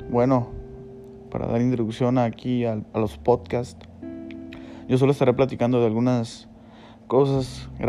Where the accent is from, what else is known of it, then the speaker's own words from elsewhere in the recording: Mexicali, Baja California, Mexico; Yo soy de Mexicali, Baja California